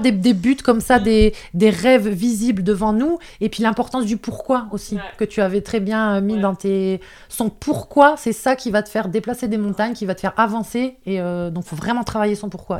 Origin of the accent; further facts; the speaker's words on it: the North, Hauts-de-France, France; accent: ch'ti, accent du Nord; now in Alpes-Maritimes, France; je suis désolée pour ceux qui ont capté mon accent de ch'ti